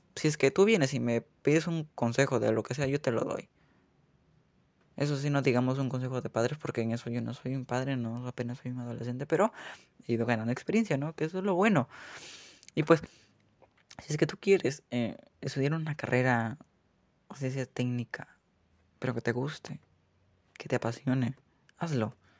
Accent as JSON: {"language": "Spanish", "country": "Peru", "said": "en mi país, en Perú"}